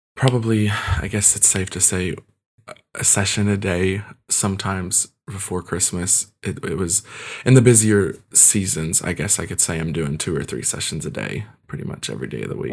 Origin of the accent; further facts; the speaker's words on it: Kentucky, United States; also born or lived in Ukraine; I was adopted at the age of one and, um, came here to Kentucky, um, and I've lived here ever since